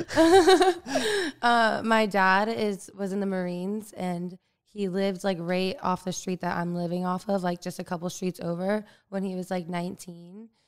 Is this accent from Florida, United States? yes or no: yes; Florida, United States; moved away as an adult; also born or lived in Tarpon Springs, Florida; now in Los Angeles, United States; growing up in Florida